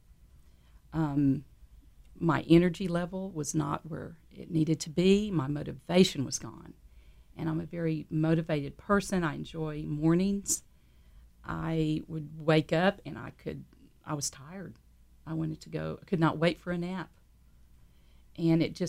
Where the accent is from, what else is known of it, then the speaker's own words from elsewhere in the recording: San Antonio, Texas, United States; I grew up in San Antonio, Texas